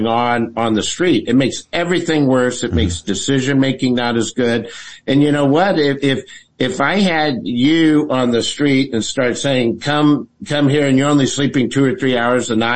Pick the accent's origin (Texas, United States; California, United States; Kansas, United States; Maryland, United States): Texas, United States; San Antonio; I'm from San Antonio